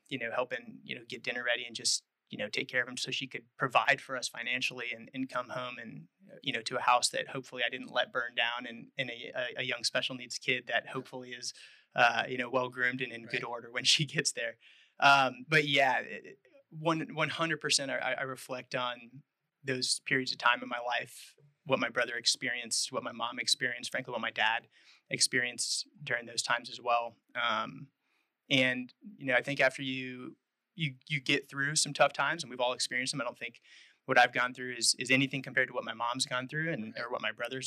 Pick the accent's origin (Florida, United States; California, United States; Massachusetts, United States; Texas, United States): Texas, United States; moved away as an adult; I was born in Texas. Family has a long history there in the Texas Hill Country, west of Austin, a couple of hours.